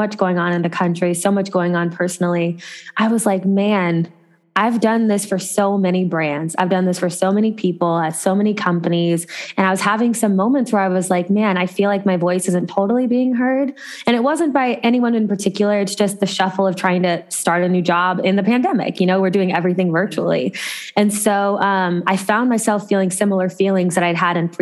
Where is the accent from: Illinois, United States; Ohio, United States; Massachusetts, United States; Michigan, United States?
Ohio, United States; moved away as an adult; also born or lived in Los Angeles, California / Chicago / New York; I grew up in Ohio